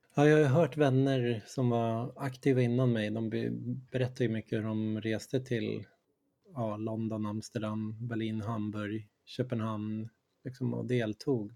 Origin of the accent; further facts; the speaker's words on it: Sweden; jag är från Sverige, jag håller på med Infobokhandelns tidskrift i Stockholm